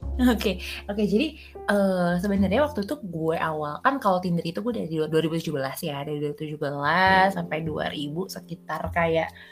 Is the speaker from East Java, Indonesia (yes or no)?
no; Jakarta, Indonesia; moved away as an adult; also born or lived in Jatinangor, West Java; gue soalnya lahir di Jakarta